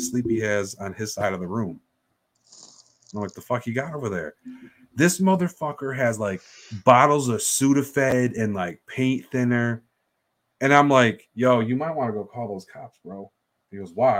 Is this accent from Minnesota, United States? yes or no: no; New York, United States; we're from New York